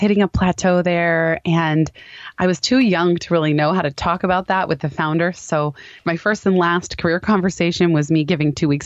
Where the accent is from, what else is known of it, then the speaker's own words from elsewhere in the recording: Palo Alto, California, United States; The company happened to be in my hometown of Palo Alto